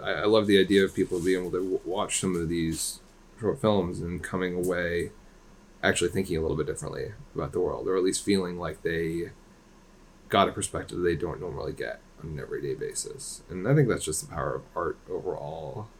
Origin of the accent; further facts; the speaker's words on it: London, United Kingdom; moved away; I was born in London, England